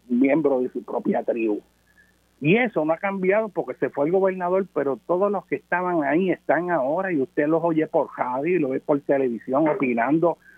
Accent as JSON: {"language": "Spanish", "country": "Puerto Rico", "said": "nuestro país y vamos a ser extranjeros en nuestra propia tierra"}